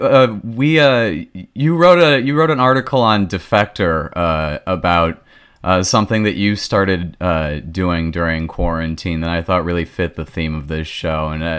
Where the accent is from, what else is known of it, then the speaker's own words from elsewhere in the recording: Minnesota, United States; moved away; also born or lived in East Coast; I'm originally from Minnesota, and it's like a similar thing where it's like I've lived on the East Coast for so long now